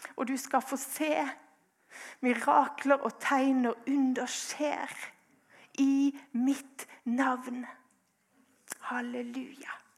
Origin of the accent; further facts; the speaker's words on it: Grimstad, Agder, Norway; jeg er fra Grimstad